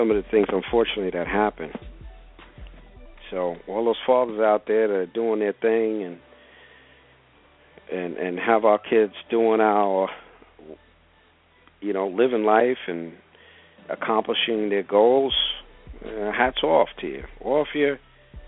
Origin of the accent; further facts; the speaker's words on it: Brentwood, New York, United States; 3 weeks ago in Brentwood, Long Island. Yes, yes, my hometown.